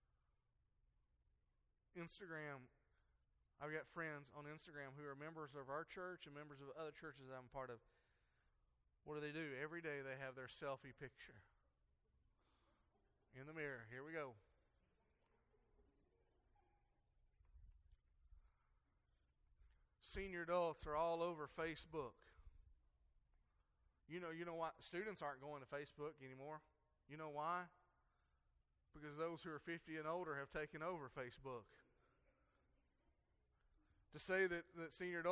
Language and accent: English; United States; how do they know I'm an American